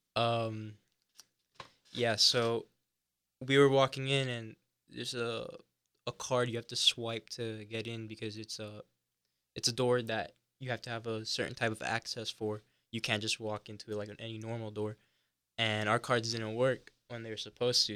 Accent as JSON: {"language": "English", "town": "Hialeah", "region": "Florida", "country": "United States", "tie": "born or raised there", "also_born_or_lived": "Coral Gables, Florida", "moved": "as an adult", "lives_now": "Gainesville, United States", "said": "I grew up in Hialeah, Florida, which is just outside of Miami"}